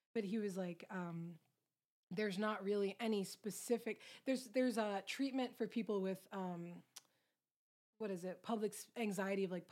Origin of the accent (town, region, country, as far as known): Long Island, New York, United States; born or raised there; moved away